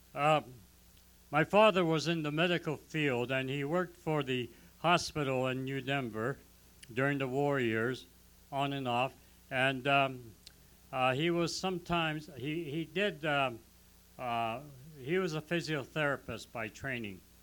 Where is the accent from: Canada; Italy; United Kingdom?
Canada; as a Canadian born Japanese